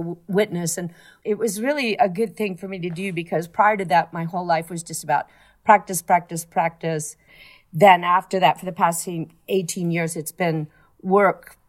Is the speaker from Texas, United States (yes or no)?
yes; Fort Worth, Texas, United States; moved away; also born or lived in New York; where I grew up in Fort Worth.